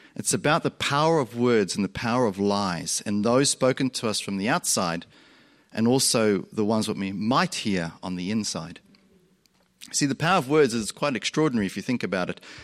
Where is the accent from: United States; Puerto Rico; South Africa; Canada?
South Africa; moved away; also born or lived in Australia; Growing up, I grew up in South Africa. You'll hear my accent go like this because I also grew up in Australia